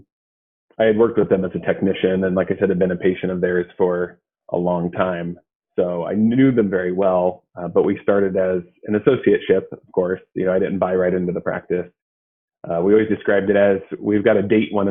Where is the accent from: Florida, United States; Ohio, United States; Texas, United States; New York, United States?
Ohio, United States; Athens; I'm from Athens, actually. So I grew up here